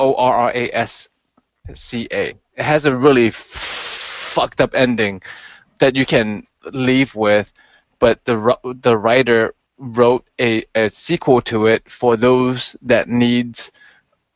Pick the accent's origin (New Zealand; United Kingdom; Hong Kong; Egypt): Hong Kong; now in United States; growing up in Hong Kong